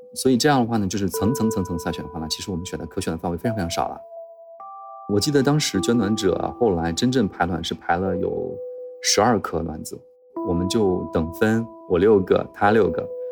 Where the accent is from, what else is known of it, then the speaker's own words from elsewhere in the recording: Henan, China; moved away; 我老家是一个河南的五线城市